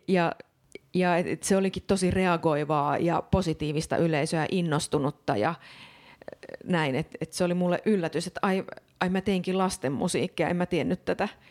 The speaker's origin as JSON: {"language": "Finnish", "town": "Oulu", "region": "North Ostrobothnia", "country": "Finland", "said": "mä oon itse kotoisin Oulun kylästä"}